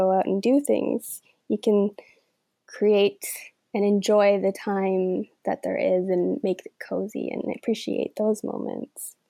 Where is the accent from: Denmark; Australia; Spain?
Denmark; now in Canada; I was born in Denmark and raised there